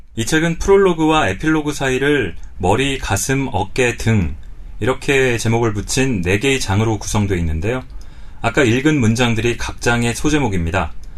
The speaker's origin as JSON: {"language": "Korean", "country": "South Korea", "said": "저는 남자로 어, 쭉 한국에서 살고 있는데 저도 한국 남자라는 정체성을 벗어날 수는 없습니다만"}